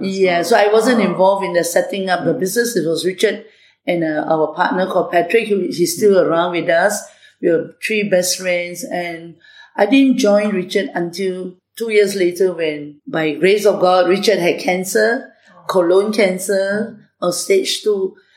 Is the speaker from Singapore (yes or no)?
yes; Singapore; also born or lived in Malaysia; I grew up in uh, Malaysia and then later I migrated to Singapore at the age of eight. So I actually grew up as a Singaporean